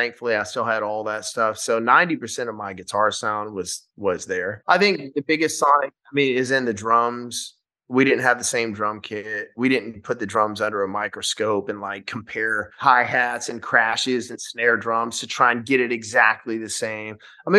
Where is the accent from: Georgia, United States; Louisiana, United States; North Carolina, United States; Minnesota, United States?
Louisiana, United States; Shreveport; we filmed the first night of the tour in my hometown of Louisiana in Shreveport.